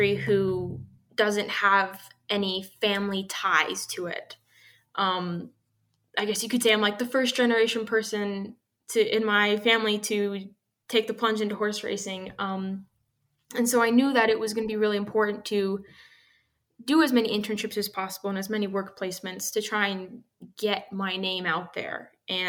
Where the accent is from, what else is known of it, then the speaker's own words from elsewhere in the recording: San Diego, California, United States; now in Tennessee, United States; I grew up in San Diego, California, grew up going to Del Mar